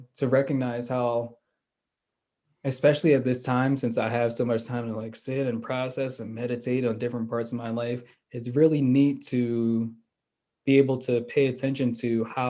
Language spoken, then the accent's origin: English; Philadelphia, Pennsylvania, United States; I grew up in Philly